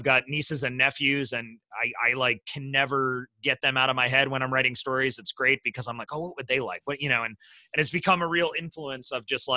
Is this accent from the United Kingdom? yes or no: no; Midwest, United States; I'm from the Midwest